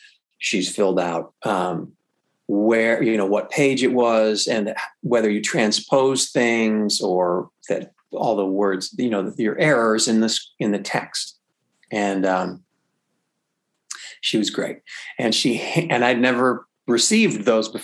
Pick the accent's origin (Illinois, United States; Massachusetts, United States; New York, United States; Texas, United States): Illinois, United States; Chicago; I'm from Chicago